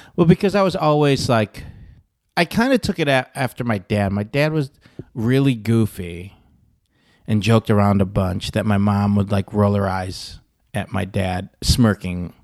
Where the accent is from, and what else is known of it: Michigan, United States; born or raised there